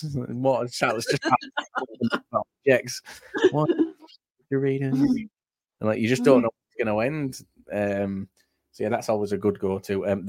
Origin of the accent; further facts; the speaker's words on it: Halifax, Yorkshire and the Humber, United Kingdom; Halifax, my hometown